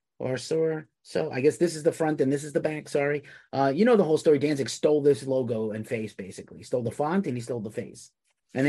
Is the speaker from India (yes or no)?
no; New Yorker, United States; being a New Yorker